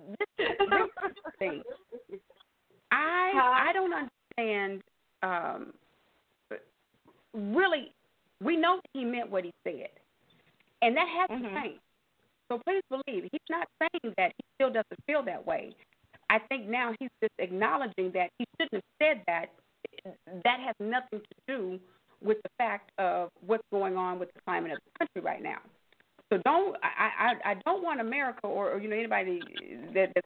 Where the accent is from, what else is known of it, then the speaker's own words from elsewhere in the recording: Louisiana, United States; We are from Louisiana